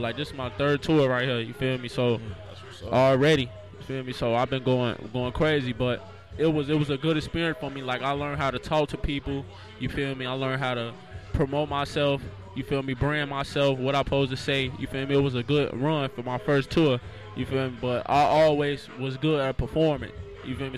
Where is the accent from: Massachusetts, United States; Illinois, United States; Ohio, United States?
Illinois, United States; Chicago; My grandparents, both of them pastors, they still got their own church to this day right now called New Life Family Christian Center on 72nd and Emerald in Chicago. You feel me? I'm from Chicago